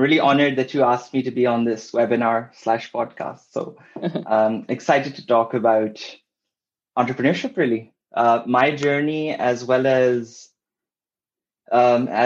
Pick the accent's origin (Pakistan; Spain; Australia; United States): Pakistan; moved away as an adult; also born or lived in Kuala Lumpur, Malaysia / Oxford, United Kingdom; I'm originally from Pakistan. Then I studied and worked in Kuala Lumpur for a while, after which I ended up going to Oxford